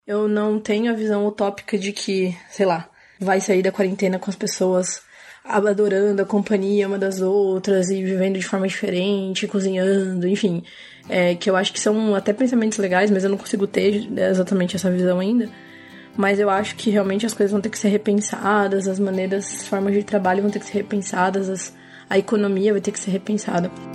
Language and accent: Portuguese; Paulínia, São Paulo, Brazil; Eu sou de Paulínia, interior de São Paulo, perto de Campinas